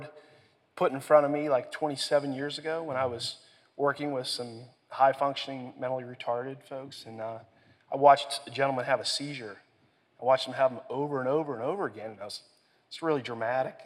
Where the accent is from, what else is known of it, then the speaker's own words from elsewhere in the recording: Sarver, Pennsylvania, United States; I'm from Sarver, Pennsylvania, on the other side of the state.